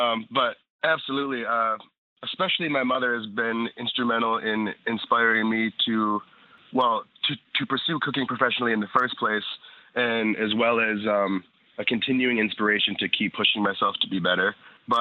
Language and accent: English; Rochester, New York, United States; moved away as an adult; also born or lived in Catskills, New York; now in Sullivan County, United States; I'm actually from Rochester, New York